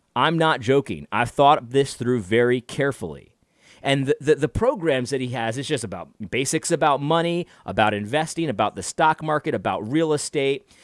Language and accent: English; United States; I'm just an American, a regular guy.